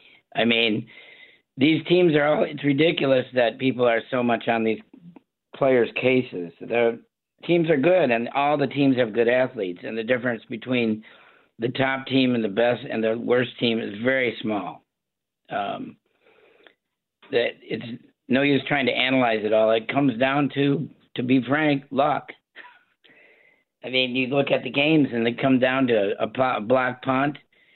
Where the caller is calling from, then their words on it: St. Joseph, Michigan, United States; I'm calling from St. Joe, Michigan